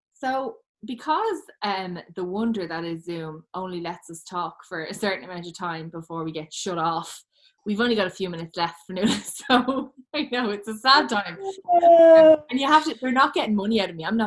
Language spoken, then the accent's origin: English; Ireland; as Irish people